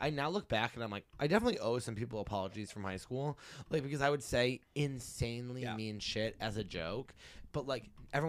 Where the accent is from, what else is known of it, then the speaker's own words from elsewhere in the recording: Massachusetts, United States; from Western Mass.